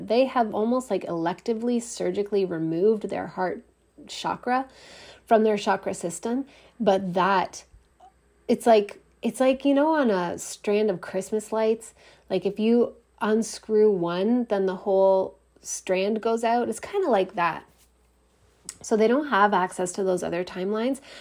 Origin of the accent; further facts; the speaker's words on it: Canada; I'm Canadian